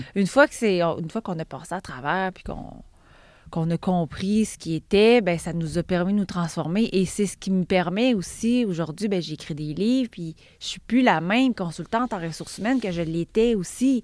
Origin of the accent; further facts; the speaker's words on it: Val-d'Or, Quebec, Canada; moved away as an adult; now in South Shore of Montreal, Canada; J'ai grandi en Abitibi. J'ai même fait l'université en Abitibi